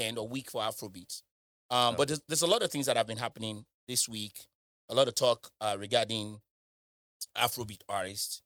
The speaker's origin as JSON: {"language": "English", "country": "United Kingdom", "said": "I'm British."}